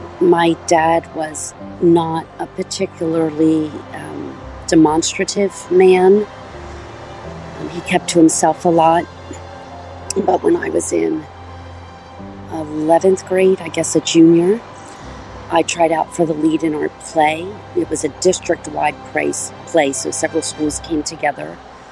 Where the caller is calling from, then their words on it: Wayne, Pennsylvania, United States; I'm calling from Wayne, Pennsylvania.